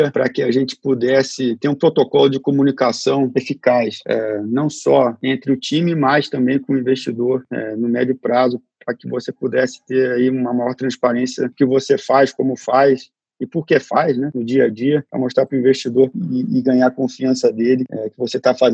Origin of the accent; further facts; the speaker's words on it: Brazil; A gente, eu cresci no Brasil com que a é, que era uma proposta, continua sendo uma proposta de valor